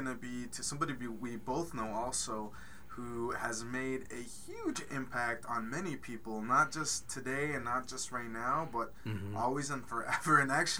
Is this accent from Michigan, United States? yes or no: no; Caldwell, Idaho, United States; I am the proud son of immigrants. I was born and raised in Caldwell, Idaho, and, you know, a little bit on me is I'm big on family. I am Mexican-American and born and raised in the U.S.